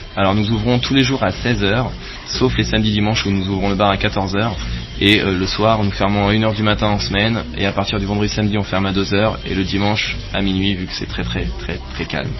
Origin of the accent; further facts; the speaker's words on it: France; moved away as an adult; also born or lived in Saint-Quentin-en-Yvelines / Paris; now in Lausanne, Switzerland; je ne suis pas suisse, je suis français